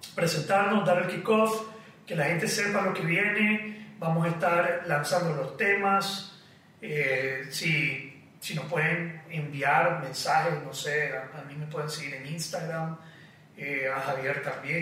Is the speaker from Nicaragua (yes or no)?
yes; Nicaragua; Yo regresé a Nicaragua